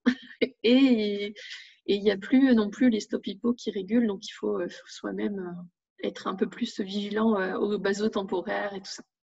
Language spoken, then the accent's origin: French; north of France, France; moved away as an adult; now in Narbonne, France; je suis originaire du nord de la France. Et donc, toute ma famille, tous mes amis sont dans le nord